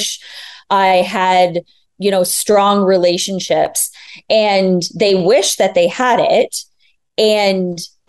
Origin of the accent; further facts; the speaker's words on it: Ontario, Canada; now in Barbados; Yeah, so we are native from Southern Ontario.